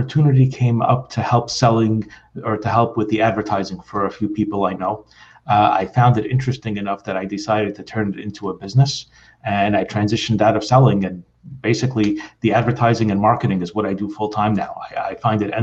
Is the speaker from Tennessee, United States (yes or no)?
no; New York City, New York, United States; now in New Jersey, United States; I was born and raised in Brooklyn, so I still consider myself a New Yorker. I'm just like here in New Jersey at the moment